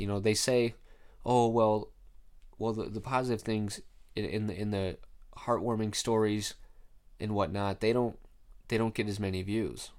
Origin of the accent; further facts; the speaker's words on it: Rochester, United States; my hometown, uh, Rochester.